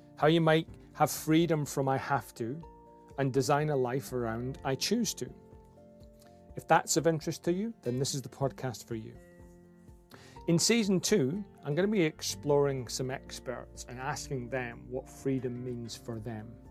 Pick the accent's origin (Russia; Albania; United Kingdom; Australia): United Kingdom; Scotland; accent: broad Scottish; my broad Scottish accent